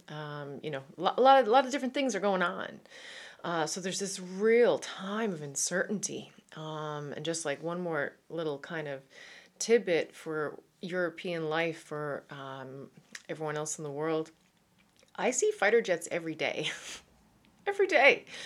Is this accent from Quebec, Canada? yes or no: no; Newfoundland and Labrador, Canada; accent: Irish twang; Canadian; moved away as an adult; now in Netherlands; Uh, yes, I am from Newfoundland